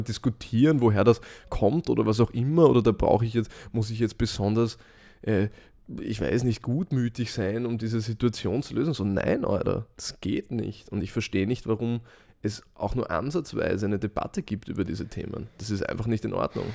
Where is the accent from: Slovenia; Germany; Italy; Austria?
Austria; Vienna; ich sehe mich zuerst als Europäer und zweitens als Österreicher